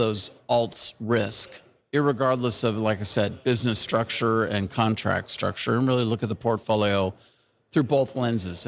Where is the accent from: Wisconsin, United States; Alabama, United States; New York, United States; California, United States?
California, United States; I'm from California